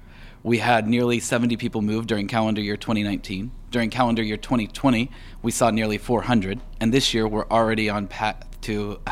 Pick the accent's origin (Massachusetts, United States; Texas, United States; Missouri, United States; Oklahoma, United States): Oklahoma, United States; Tulsa; moved away; also born or lived in Argentina / California; I'm originally from Tulsa.